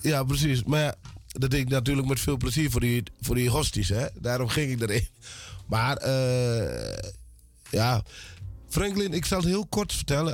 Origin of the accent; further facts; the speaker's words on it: Suriname; now in Netherlands; Ik ben geboren in Suriname. Ik ben eh, in Suriname opgegroeid